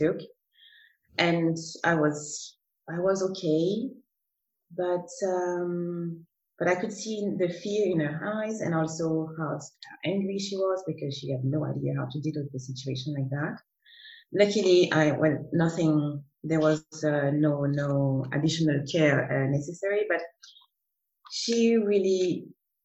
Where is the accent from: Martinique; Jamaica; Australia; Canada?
Martinique; now in Zurich, Switzerland; I come from Martinique, and currently live in Zurich, in Switzerland